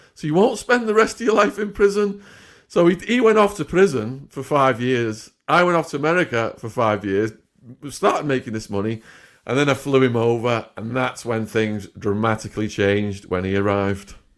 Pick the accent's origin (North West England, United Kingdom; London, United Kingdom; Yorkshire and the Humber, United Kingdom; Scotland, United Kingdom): North West England, United Kingdom; Widnes; moved away as an adult; also born or lived in Arizona; my hometown, Widnes